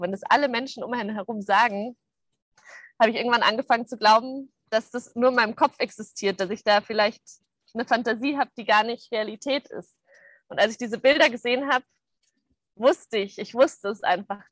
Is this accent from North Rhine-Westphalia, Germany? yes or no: no; Munich, Bavaria, Germany; moved away; ich komme aus München